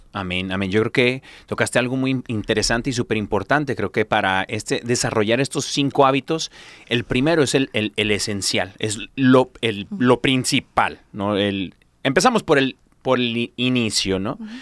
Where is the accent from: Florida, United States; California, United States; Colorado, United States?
California, United States; yo soy mexicano, pero de California, ¿no? De esos pochos.